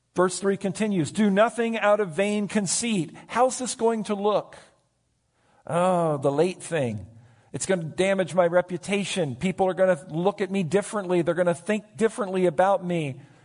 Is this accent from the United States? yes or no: yes; United States; my right as an American citizen